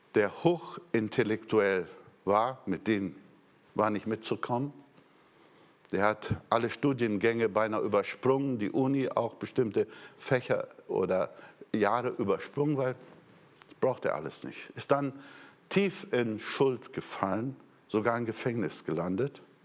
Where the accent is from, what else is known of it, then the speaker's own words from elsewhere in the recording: Brazil; moved away; Ich war ja Brasilianer